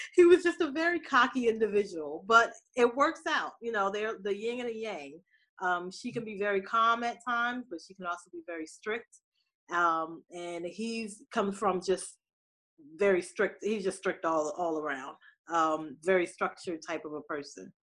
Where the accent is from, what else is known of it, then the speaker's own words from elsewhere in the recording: New Jersey, United States; moved away as an adult; also born or lived in Pittsburgh; I was raised in New Jersey.